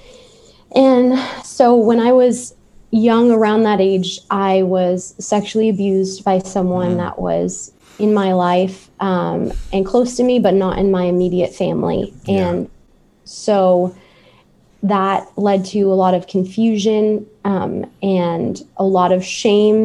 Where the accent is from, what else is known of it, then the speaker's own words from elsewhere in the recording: San Diego, California, United States; I was born in San Diego